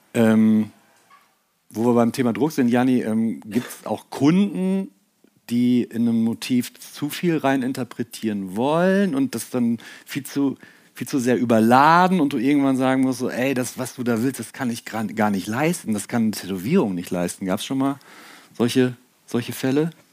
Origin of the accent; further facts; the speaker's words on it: Ruhr area, North Rhine-Westphalia, Germany; ich komme ja aus NRW, aus dem Ruhrpott.